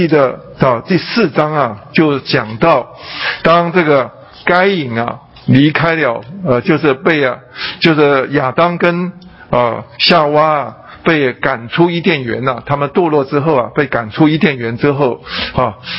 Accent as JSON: {"language": "Chinese", "country": "China", "said": "我们吃饭，中国人吃饭，哎，我们是用筷子"}